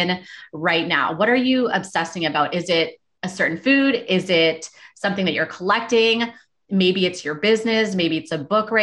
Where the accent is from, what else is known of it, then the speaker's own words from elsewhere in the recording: Toronto, Ontario, Canada; moved away as an adult; I moved from Toronto when I was 19